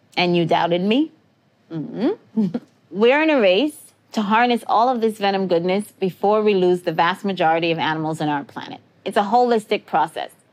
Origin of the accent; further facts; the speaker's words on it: New York City, New York, United States; I grew up in New York City